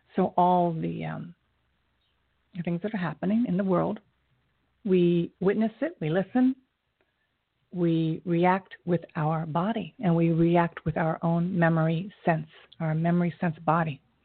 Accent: United States; I'm Asian American

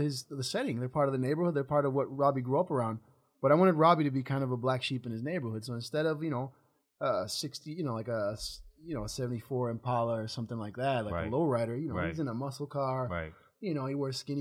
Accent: Argentina; also born or lived in Chicago, United States / Japan; now in Los Angeles, United States; growing up in Latin America and Argentina

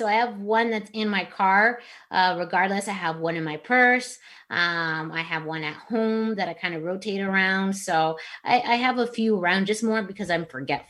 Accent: Yuma, Arizona, United States; now in Tucson, United States; when I was growing up in Yuma.

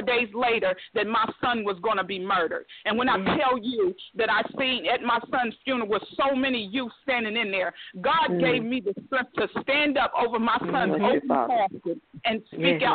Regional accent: Beckley, West Virginia, United States; moved away; my hometown, Beckley, West Virginia

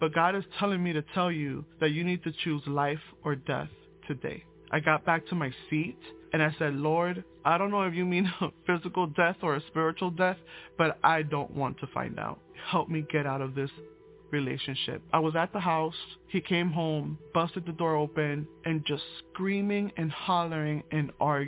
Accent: Puerto Rico; I was born in Puerto Rico

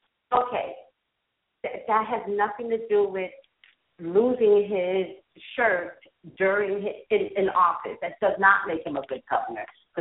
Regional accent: New York, United States

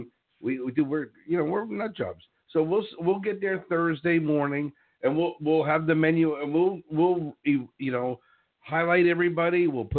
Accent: Key Largo, Florida, United States; moved away as an adult; now in Nashville, United States; going back home to Key Largo

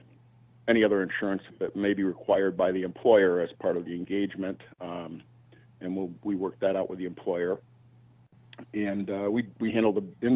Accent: Wisconsin, United States; now in Chicago, United States; I grew up in Wisconsin on a dairy

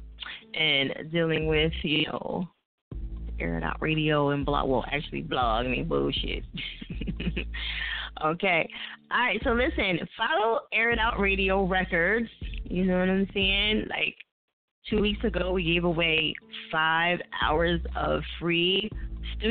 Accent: New Jersey, United States; my home state is Jersey

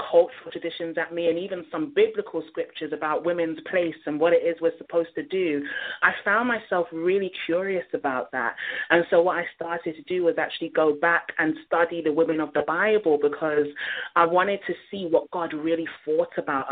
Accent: London, United Kingdom; when I was growing up in London.

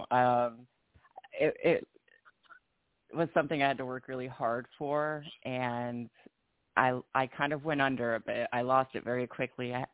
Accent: Vicenza, Veneto, Italy; I'm actually Italian, um, Italian American. I was born and raised in Italy, and uh, my dad was in the army.

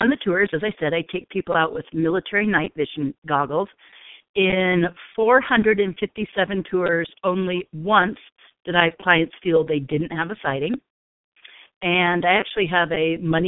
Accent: Palos Verdes, California, United States; moved away as an adult; also born or lived in Irvine, California / Orange County, California / Newport Beach, California; now in Sedona, United States; Born and raised in Southern California, Palos Verdes, California, to be exact

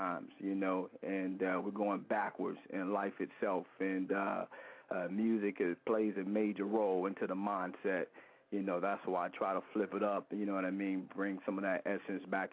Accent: Cincinnati, Ohio, United States; moved away as an adult; also born or lived in Youngstown, Ohio; now in Louisville, United States; raised in Cincinnati, Ohio. Moved to the Natty when I was about 5 or 6 years old

